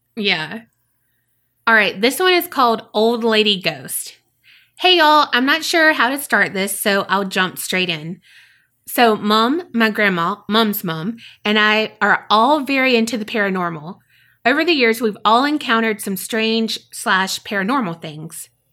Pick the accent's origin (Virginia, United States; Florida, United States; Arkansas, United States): Florida, United States; South; I grew up in South Florida, and we would take trips to the Keys pretty often.